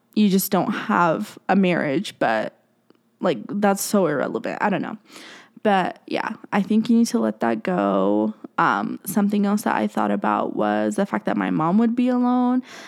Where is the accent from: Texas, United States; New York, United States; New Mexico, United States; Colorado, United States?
Colorado, United States; I'm from Colorado